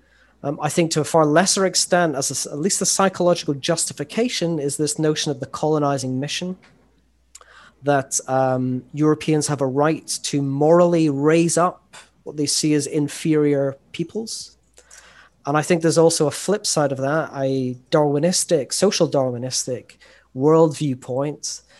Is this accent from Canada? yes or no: no; Scotland, United Kingdom; I come from Scotland. And in school, we always did either English history or we did German history